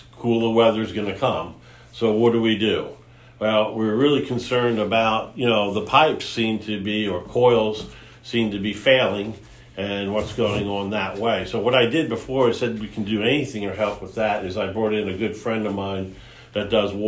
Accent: New York area, United States; moved away; I was originally from the New York area

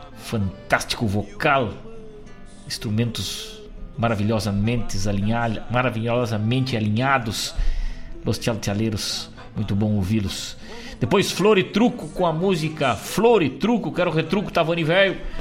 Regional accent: Rosário do Sul, Rio Grande do Sul, Brazil; now in Guaíba, Brazil; Eu que tenho o garrão vincado lá em Rosário do Sul, minha terra natal, minha terra querida

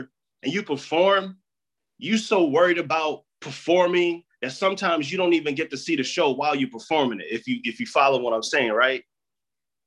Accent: Michigan, United States; I'm from Michigan.

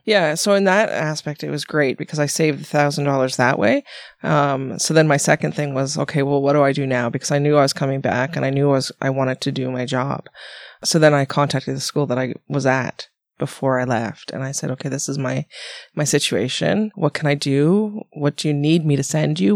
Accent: Ontario, Canada; moved away; I came from Ontario, blah, blah, blah." And I did all my schooling, most of my schooling out there.

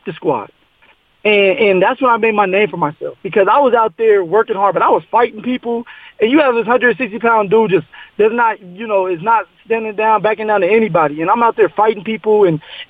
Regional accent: Colorado, United States; I was from Colorado

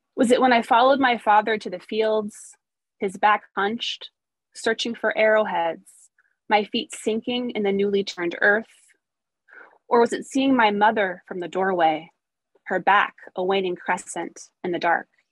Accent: Missouri, United States; now in Portland, United States; I grew up in Missouri

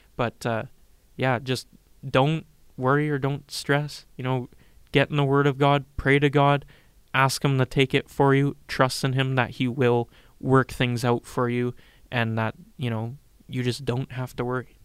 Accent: Regina, Saskatchewan, Canada; I'm from Regina, Saskatchewan, lived here all my life.

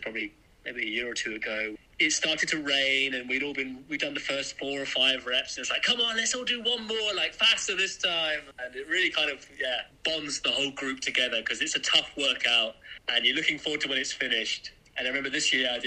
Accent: England, United Kingdom; now in Berlin, Germany; growing up in England

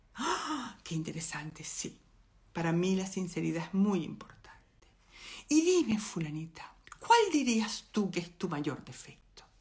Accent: Venezuela; moved away as an adult; yo soy venezolana

